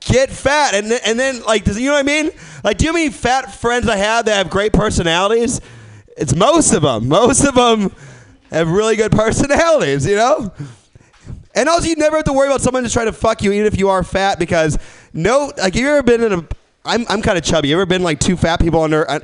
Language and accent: English; Midwest, United States; now in San Francisco, United States; I'm not from San Francisco. I'm from the Midwest